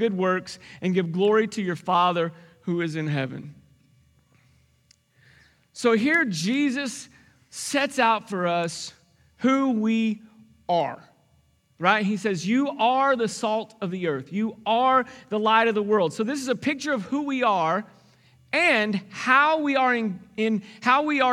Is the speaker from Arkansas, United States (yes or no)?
yes; Arkansas, United States; I grew up in Arkansas, and so there was bluegrass music